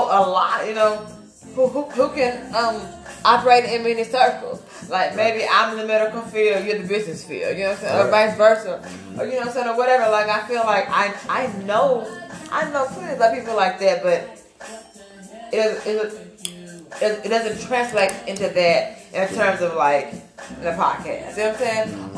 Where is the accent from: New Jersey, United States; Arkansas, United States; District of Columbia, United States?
Arkansas, United States; Monticello; for a long time, I grew up in Monticello, Arkansas.